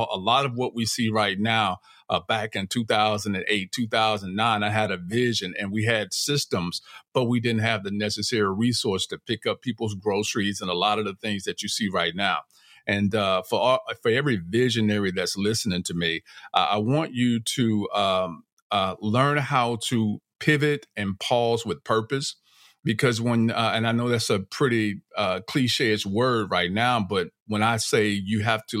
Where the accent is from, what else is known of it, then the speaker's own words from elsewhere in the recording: Los Angeles, California, United States; I grew up in Crenshaw, raised by my grandmother, never lived with my parents.